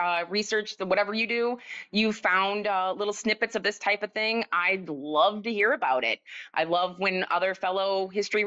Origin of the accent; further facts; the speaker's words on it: Grand Haven, Michigan, United States; my hometown of Grand Haven